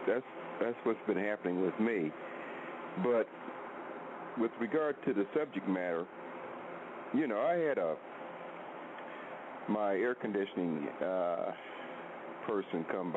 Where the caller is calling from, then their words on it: Oklahoma, United States; I'm in Oklahoma now